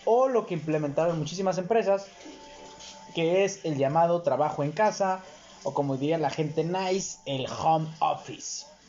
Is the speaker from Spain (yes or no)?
no; Mexico; como mexicano